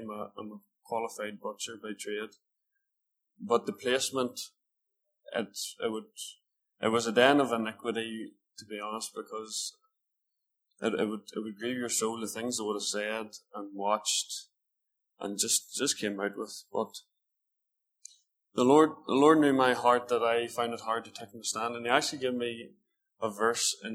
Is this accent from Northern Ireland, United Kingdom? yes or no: yes; Northern Ireland, United Kingdom; I'm from Eglis, well, just outside Eglis, which is about 10, 15 miles away